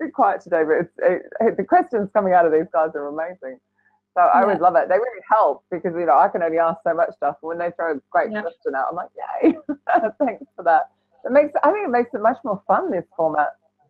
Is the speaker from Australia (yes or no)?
yes; Australia; being an Aussie